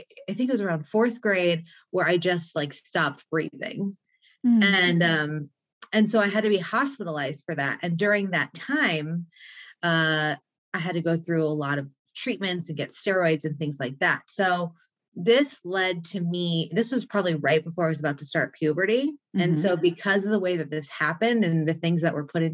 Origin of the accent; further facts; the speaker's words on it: Mission Viejo, California, United States; I grew up on Lake Mission Viejo, which is in South Orange County